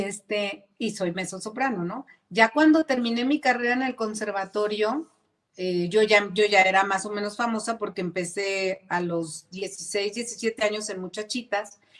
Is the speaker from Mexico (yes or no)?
yes; Zapopan, Jalisco, Mexico